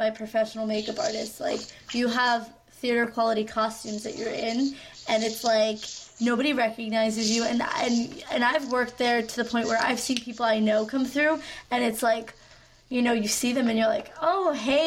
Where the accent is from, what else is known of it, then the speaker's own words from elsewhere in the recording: New York, United States; We're from New York